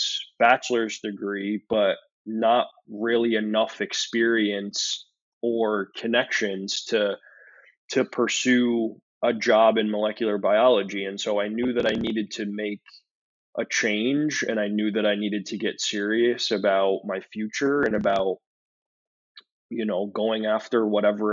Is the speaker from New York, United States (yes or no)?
yes; Syracuse, New York, United States; moved away as an adult; now in Buffalo, United States; I was born and raised in Syracuse, New York, which is a relatively small city in New York State